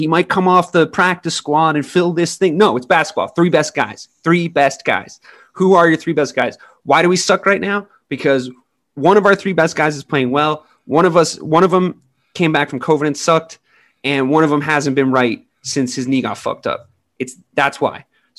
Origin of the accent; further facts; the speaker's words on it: Massachusetts, United States; I'm a Celtics fan, but, and you know, and I'm from Massachusetts.